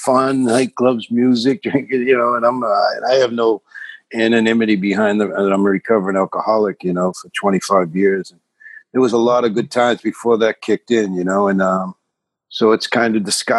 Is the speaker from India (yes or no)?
no; Boston, Massachusetts, United States; I'm from South Boston, which is like a 2 square mile section of Boston, you know, predominantly Irish